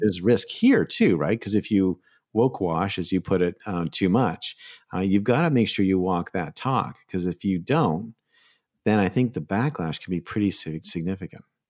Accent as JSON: {"language": "English", "country": "Canada", "moved": "yes", "said": "I'm originally a Canadian"}